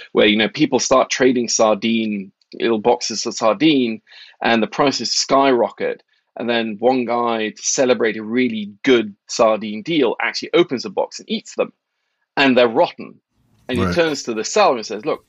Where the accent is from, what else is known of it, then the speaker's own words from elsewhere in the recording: Oslo, Norway; moved away as an adult; also born or lived in New York; I grew up in Norway in the 80s